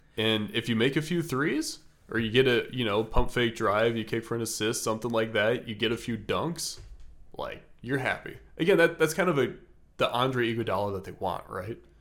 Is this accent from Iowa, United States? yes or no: yes; Des Moines, Iowa, United States; now in Atlanta, United States; I grew up in Des Moines, as Matt said, and moved to Atlanta